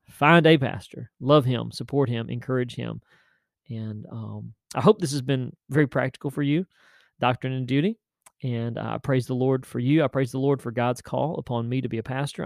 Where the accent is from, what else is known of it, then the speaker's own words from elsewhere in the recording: West Tennessee, United States; a pastor of the little church there in Tennessee, in West Tennessee, my hometown